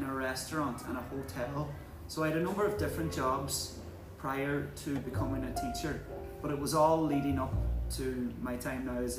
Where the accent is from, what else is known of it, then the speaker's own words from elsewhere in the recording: Ulster, Ireland; I'm from a place called Donegal in the northwest of Ireland.